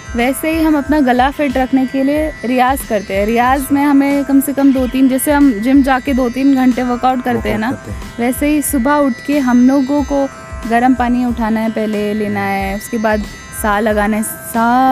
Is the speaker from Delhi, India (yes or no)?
no; Faridabad, Haryana, India; हम फरीदाबाद में पैदा हुए वहीं बड़े हुए